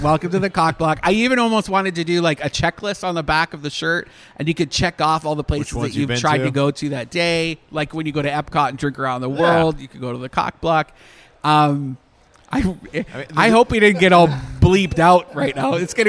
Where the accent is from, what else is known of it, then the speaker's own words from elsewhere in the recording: Canada; now in Orlando area, United States; I'm Canadian